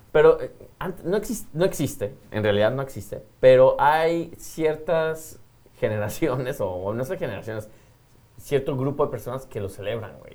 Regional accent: Mexico; como buen mexicano, yo creo que me vieron la cara mexicana

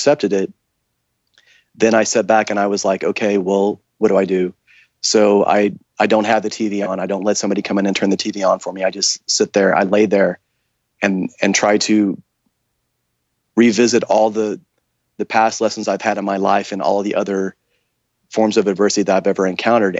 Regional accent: Tulsa, Oklahoma, United States; I was born in the Midwest, born in Tulsa, Oklahoma, raised in a small town

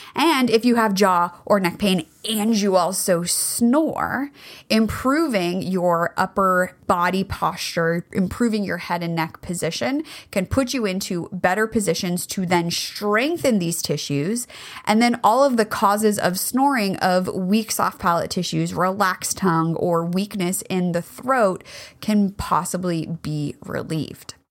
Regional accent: California, United States; I grew up in California

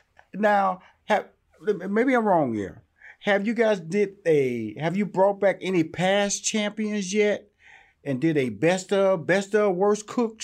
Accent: Houston, Texas, United States; I'm from Houston, Texas, and I know a Southern draw when I hear

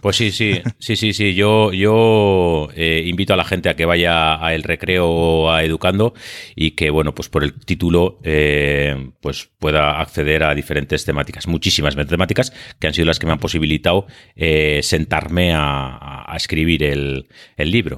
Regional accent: Biscay, Basque Country, Spain; accent: Biscayan; also born or lived in Seville; soy vizcaíno. Mm, como muestra el acento

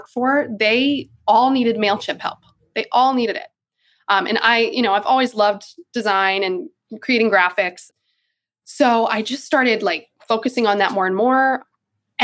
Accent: Charlotte, North Carolina, United States; I'm originally from North Carolina in Charlotte, in the States. And I grew up doing theater and musical theater

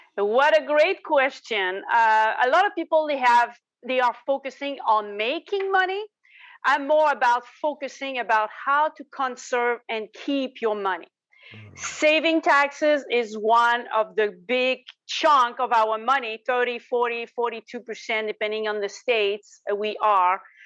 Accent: Quebec, Canada; accent: Quebec; in the corner of Quebec. So that's where you see my accent

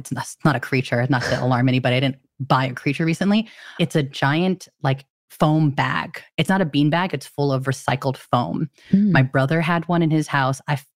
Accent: Philippines; Being Filipino, my mom had so many different superstitions around New Year's.

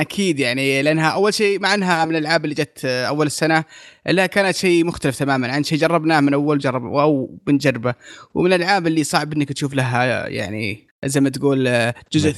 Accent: Saudi Arabia; عندنا في السعودية

